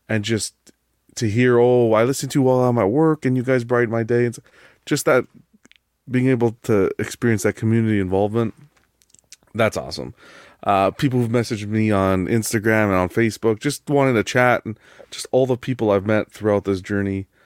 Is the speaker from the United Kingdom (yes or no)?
no; Canada; I'm Canadian, so I had my Thanksgiving already.